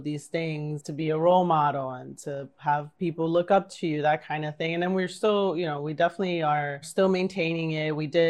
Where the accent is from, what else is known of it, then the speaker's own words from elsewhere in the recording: New York City, New York, United States; I grew up in St. Bridget's in Bushwick